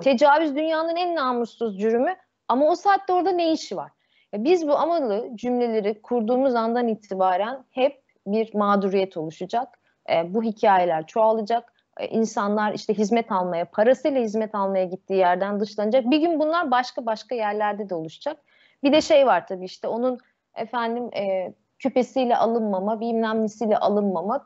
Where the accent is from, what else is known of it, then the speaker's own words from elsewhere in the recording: Istanbul, Turkey; ben Yeniköy'de büyüdüm. Sarıyer ilçesine şeye bağlı